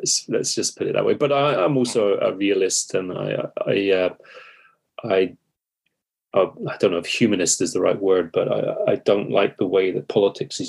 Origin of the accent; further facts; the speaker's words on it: United Kingdom; I am British